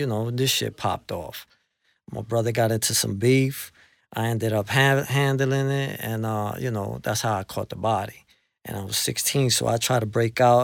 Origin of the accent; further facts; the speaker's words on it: New York City, New York, United States; also born or lived in Colombia; I'm from the tough side of, of, of, of Queens, you know, I'm from Jamaica. That's where I was, uh, you know, that's where I lived my life. I was raised in Jamaica.